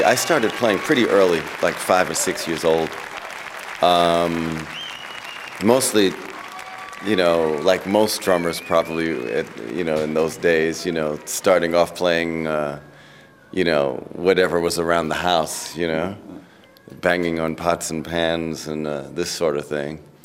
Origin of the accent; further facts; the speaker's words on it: New York City, New York, United States; I grew up in Queens, New York